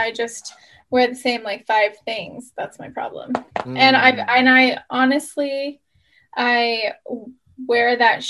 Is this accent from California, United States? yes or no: yes; San Diego, California, United States; born and raised in San Diego